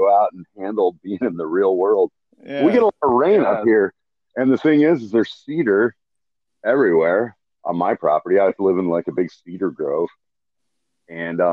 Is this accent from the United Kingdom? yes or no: no; Missoula, Montana, United States; moved away as an adult; also born or lived in Seattle, Washington / Bend, Oregon; I was born in Missoula, Montana. So it's kind of a liberal bastion in Montana. Mm-hmm. And we just grew up running around fishing and just doing normal stuff that Montana kids